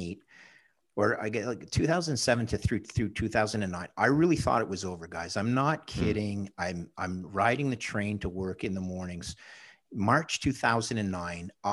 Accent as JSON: {"language": "English", "town": "Montreal", "region": "Quebec", "country": "Canada", "tie": "born or raised there", "moved": "yes", "lives_now": "Toronto, Canada", "said": "I live in Toronto now, but my hometown's Montreal."}